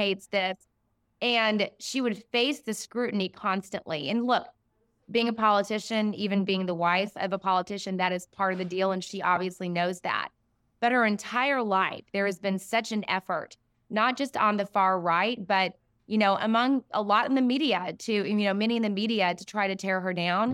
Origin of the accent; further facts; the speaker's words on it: Siloam Springs, Arkansas, United States; I grew up in a small town near Fayetteville, Arkansas, Salem Springs